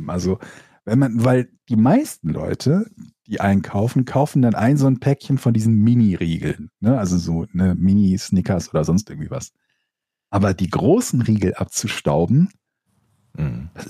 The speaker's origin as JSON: {"language": "German", "region": "Rhineland", "country": "Germany", "said": "genau, wir kommen ja aus derselben Ecke. Wir kommen aus dem Rheinland, da gibt es Martinsee."}